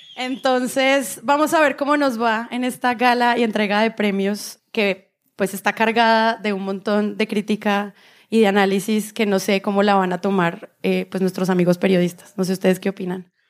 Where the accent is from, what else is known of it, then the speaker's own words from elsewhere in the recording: Bogotá, Bogotá Capital District, Colombia; porque somos unos rolos en Medellín